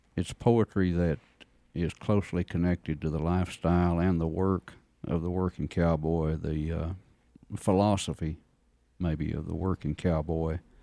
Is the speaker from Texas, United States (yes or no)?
yes; Seymour, Texas, United States; finished high school in a little town of about three thousand, uh, Seymour, Texas.